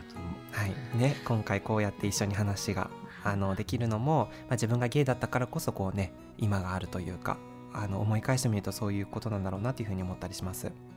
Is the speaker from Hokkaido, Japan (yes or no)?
yes; Sapporo, Hokkaido, Japan; moved away as an adult; now in Nagoya, Japan; 僕は札幌出身でで就職で名古屋に住むことになって今3年が経ったんですけど